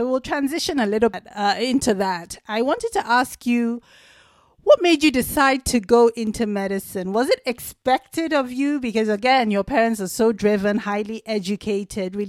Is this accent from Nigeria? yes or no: yes; Nigeria; being Nigerian, being Igbo